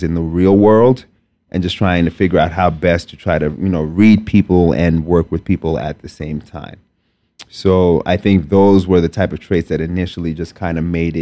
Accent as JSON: {"language": "English", "town": "New York City", "region": "New York", "country": "United States", "tie": "born or raised there", "also_born_or_lived": "Lagos, Nigeria / Binghamton, New York", "said": "I was born in Nigeria, Lagos, Nigeria specifically. Raised very much a New Yorker. Spent the majority of my life here. Just about all of it. So I grew up in Staten Island, New York."}